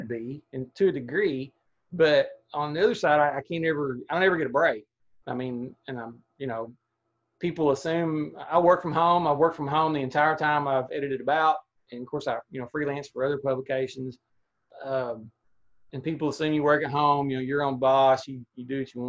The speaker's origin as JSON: {"language": "English", "town": "Atkins", "region": "Arkansas", "country": "United States", "tie": "born or raised there", "also_born_or_lived": "Dardanelle, Arkansas / Dover, Arkansas", "said": "I've never lived more than 30 minutes from where I was born, which is in Dardanelle, Arkansas. And I grew up in Adkins, lived in Dover for 20 years"}